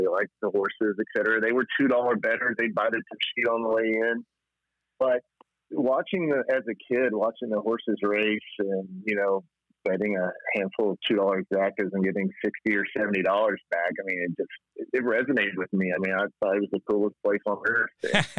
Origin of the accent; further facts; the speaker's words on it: Mountain Home, Arkansas, United States; So I grew up in Arkansas in a little town in North Arkansas named Mount Home.